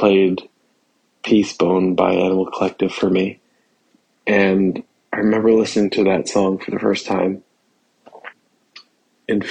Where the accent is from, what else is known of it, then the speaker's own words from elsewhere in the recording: Massachusetts, United States; moved away as an adult; also born or lived in Los Angeles, California; I was home in my hometown in Massachusetts